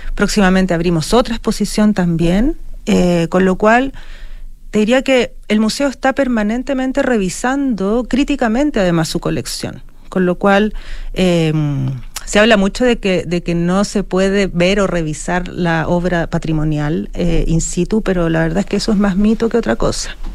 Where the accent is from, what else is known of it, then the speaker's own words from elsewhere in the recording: Chile; also born or lived in Europe; Me fui fuera de Chile, estudié museografía